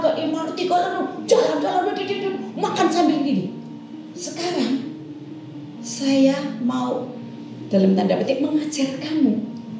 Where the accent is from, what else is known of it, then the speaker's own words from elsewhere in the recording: Yogyakarta, Special Region of Yogyakarta, Indonesia; saya umur lima tahun saya sudah belajar menari tapi belajar tarian tari Surakarta hmm. yang sekarang uh, menjadi uh, Resto titik nol dan Museum Sono Budoyo itu namanya dulu ya yeah. saya belajar menari di situ